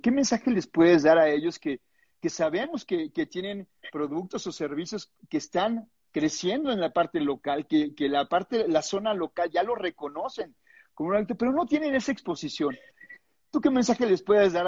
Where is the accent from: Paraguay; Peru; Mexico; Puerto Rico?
Mexico; levantemos la mano los mexicanos